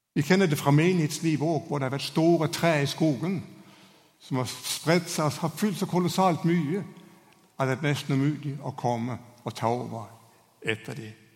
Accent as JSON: {"language": "Norwegian", "country": "Denmark", "tie": "born or raised there", "second_language": "Norwegian", "moved": "yes", "lives_now": "Norway", "said": "Hoppsporten er ikke akkurat det store i mitt hjemland"}